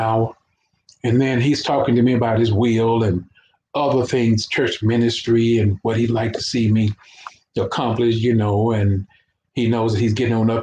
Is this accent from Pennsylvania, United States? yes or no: no; Fort Worth, Texas, United States; also born or lived in Port Arthur, Texas; I came up here to live in Fort Worth with my uncle, which is Ariel Rogers. Technically, he's my uncle, but he raised me